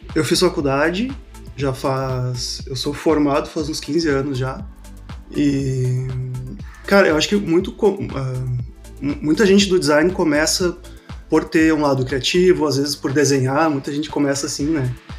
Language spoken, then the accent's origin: Portuguese; Porto Alegre, Rio Grande do Sul, Brazil; mesmo estando em Porto Alegre, sou de Porto Alegre